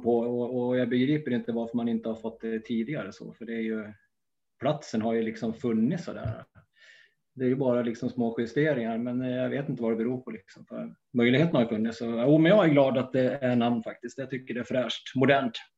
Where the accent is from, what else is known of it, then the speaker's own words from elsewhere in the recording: Gästrikland, Gävleborg County, Sweden; jag är ju från Gästrikland